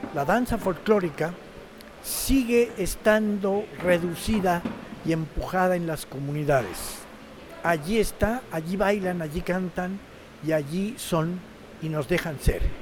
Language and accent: Spanish; Mexico; also born or lived in Mexico City / Havana, Cuba; como somos los mexicanos, olvidadizos